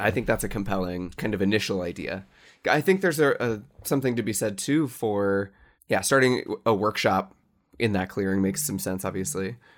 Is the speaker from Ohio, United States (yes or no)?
yes; Cincinnati, Ohio, United States; in Cincinnati, my hometown